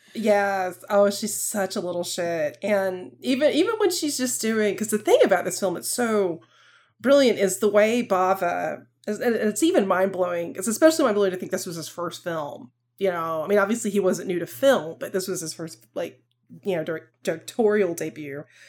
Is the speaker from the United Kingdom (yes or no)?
no; the South, United States; accent: Southern; a Southern accent, like, I have a little bit of one